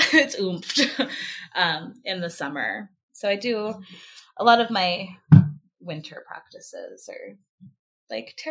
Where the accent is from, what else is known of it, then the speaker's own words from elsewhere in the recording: Alaska, United States; Born and raised in Alaska